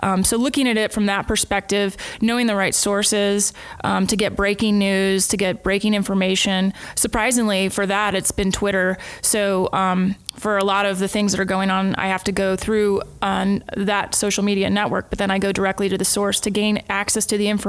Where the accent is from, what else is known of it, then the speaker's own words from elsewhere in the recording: United States; The great benefit of doing this in the United States is I'm from the United States and I've lived in a lot of the states.